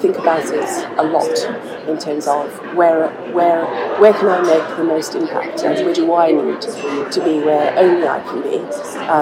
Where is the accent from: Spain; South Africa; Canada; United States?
South Africa; moved away; I was born in South Africa and lived through the period of apartheid